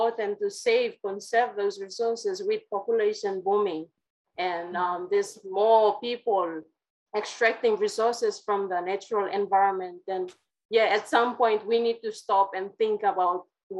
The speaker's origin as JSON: {"language": "English", "town": "Kimbe", "region": "West New Britain", "country": "Papua New Guinea", "tie": "born or raised there", "said": "I come from the New Britain Island in Papua New Guinea, so West New Britain province"}